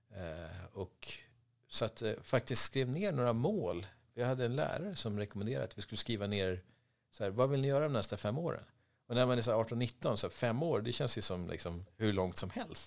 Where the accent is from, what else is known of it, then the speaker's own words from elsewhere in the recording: Vaxholm, Stockholm County, Sweden; moved away as an adult; also born or lived in Dubai; now in Stockholm, Sweden; jag växte upp på Reserö som är en liten ö eh, med tusen invånare hade det då.